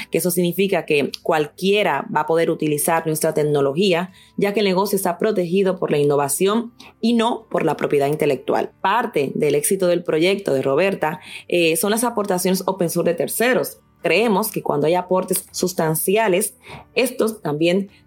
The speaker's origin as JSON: {"language": "Spanish", "country": "Dominican Republic", "also_born_or_lived": "England", "moved": "as an adult", "lives_now": "Madrid, Spain", "said": "dominicana de origen y española por residencia. Llevo 13 años viviendo en Madrid, España. Tengo 36 años"}